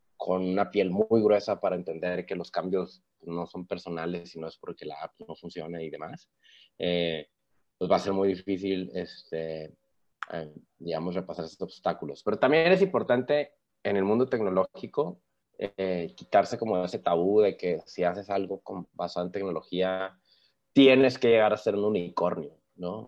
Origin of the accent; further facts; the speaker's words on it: Mexico; soy mexicano